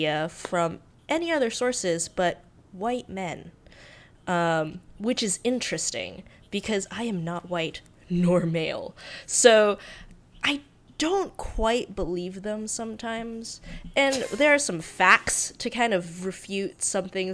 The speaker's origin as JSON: {"language": "English", "region": "North Carolina", "country": "United States", "tie": "born or raised there", "also_born_or_lived": "Hong Kong", "moved": "as an adult", "lives_now": "Los Angeles, United States", "said": "Have lived in the North Carolinian South for much of my life"}